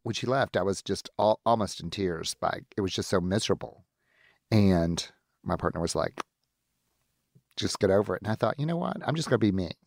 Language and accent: English; the Old South, United States; moved away as an adult; now in Seattle, United States; I'm from the Old South